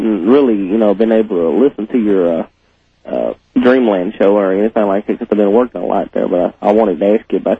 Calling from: Murfreesboro, Tennessee, United States; I'm calling from Murfreesboro, Tennessee.

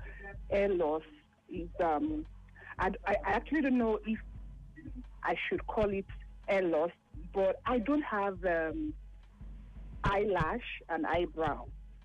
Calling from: Lagos, Nigeria; Oh, good afternoon. … I'm calling from Lagos.

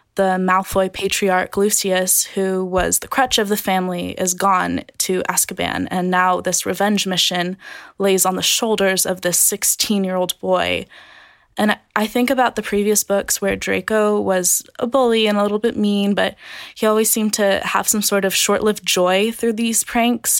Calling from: Carlsbad, California, United States; I'm calling from Carlsbad, California.

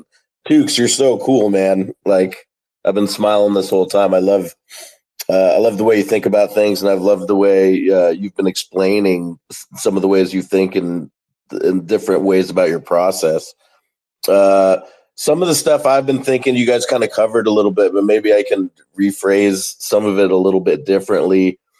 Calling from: Dallas, Texas, United States; I'm calling from Dallas, Texas.

